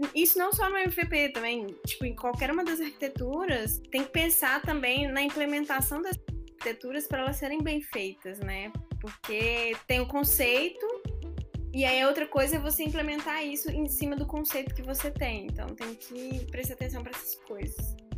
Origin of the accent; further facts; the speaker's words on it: Belo Horizonte, Minas Gerais, Brazil; Belo Horizontina